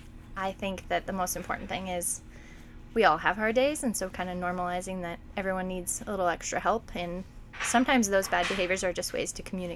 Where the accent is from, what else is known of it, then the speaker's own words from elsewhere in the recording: Lakeview, Oregon, United States; I grew up in Lakeview, so coming back to Lake County is returning to home for me, and I came to be closer to my family.